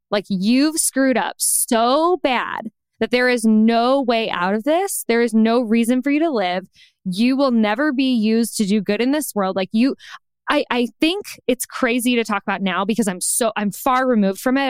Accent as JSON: {"language": "English", "region": "Indiana", "country": "United States", "also_born_or_lived": "Chicago, Illinois", "moved": "as an adult", "lives_now": "Los Angeles, United States", "said": "We're from the Midwest, specifically Indiana"}